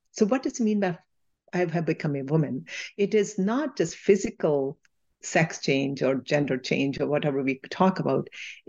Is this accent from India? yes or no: yes; India; I had mixed stories from the world when I was growing up in India.